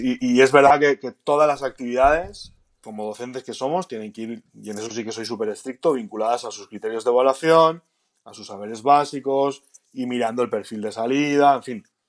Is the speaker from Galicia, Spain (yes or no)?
yes; Galicia, Spain; Como buen gallego